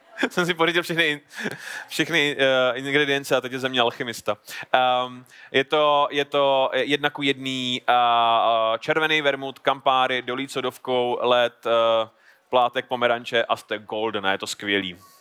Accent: Horní Slavkov, Karlovy Vary Region, Czechia; já jsem z Horního Slavkova, což je městečko tady nedaleko

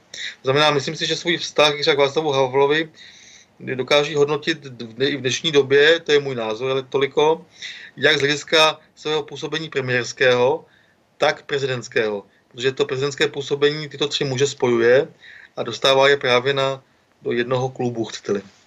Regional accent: Karlovy Vary, Karlovy Vary Region, Czechia; jsem z Karlových Horod

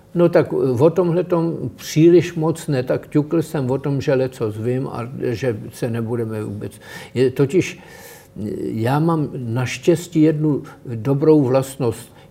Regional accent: Prague, Czechia; jsem z Praha, je pro mě město, kde se cítím dobře.

